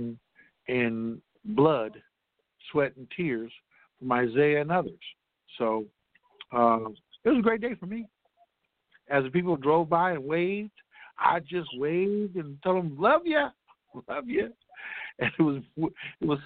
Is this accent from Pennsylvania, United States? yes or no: no; Compton, California, United States; I love the people of Compton. And I love the fact that, you know, this is my hometown